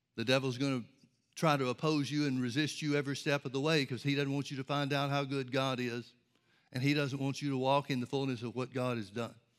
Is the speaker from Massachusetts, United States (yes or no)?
no; Birmingham, Alabama, United States; I grew up in Birmingham, Alabama, outside Birmingham, Alabama, and there were trees and forests and everything all around us